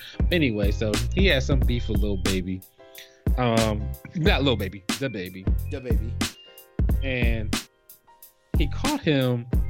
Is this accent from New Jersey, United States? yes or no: yes; New Jersey, United States; like, I'm from Jersey